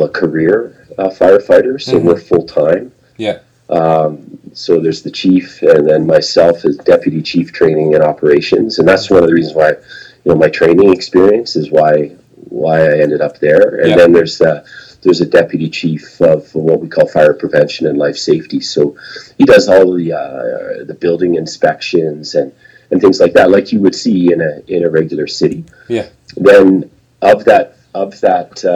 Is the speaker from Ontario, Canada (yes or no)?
yes; a little town outside of Toronto, Ontario, Canada; also born or lived in Banff / Lake Louise; now in Big White, Canada; I grew up in a little town outside of Toronto